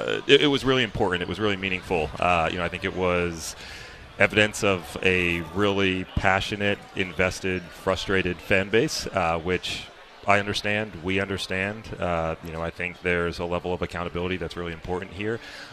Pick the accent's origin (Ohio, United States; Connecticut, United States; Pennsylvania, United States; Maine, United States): Connecticut, United States; And I grew up in Connecticut. I was on kind of the cusp of the New York and Boston boundary.